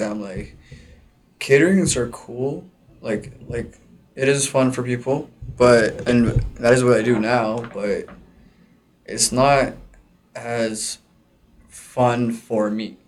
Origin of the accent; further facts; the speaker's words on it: Mississauga, Ontario, Canada; I'm from Mississauga